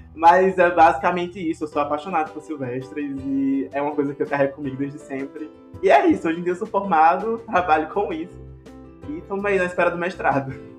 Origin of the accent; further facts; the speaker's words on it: Areia, Paraíba, Brazil; Eu sou de uma cidade chamada Areia, que é na Paraíba